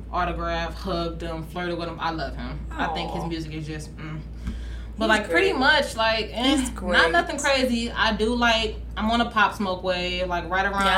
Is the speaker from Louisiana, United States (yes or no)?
yes; New Orleans, Louisiana, United States; I'm from New Orleans